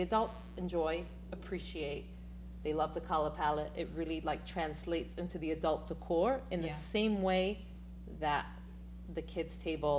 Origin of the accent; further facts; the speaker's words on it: England, United Kingdom; Again, because I'm so English and because, you know, the European mindset is less is more, mm-hmm.